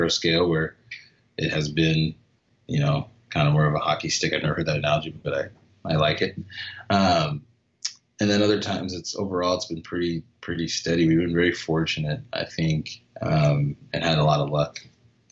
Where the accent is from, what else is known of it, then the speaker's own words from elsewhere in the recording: Phoenix, Arizona, United States; I grew up in Phoenix. So always been in Phoenix, always been in the city